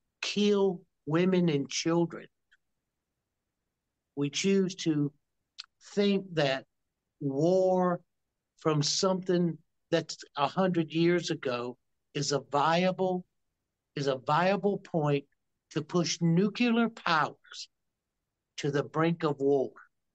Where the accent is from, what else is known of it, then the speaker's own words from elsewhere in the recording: the South, United States; I come from the South, so NASCAR is big to me.